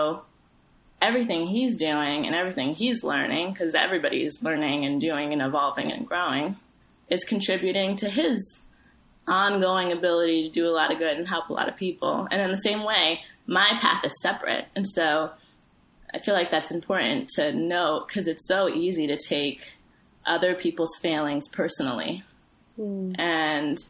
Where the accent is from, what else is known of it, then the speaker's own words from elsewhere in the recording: Ethiopia; moved away; I'm from Ethiopia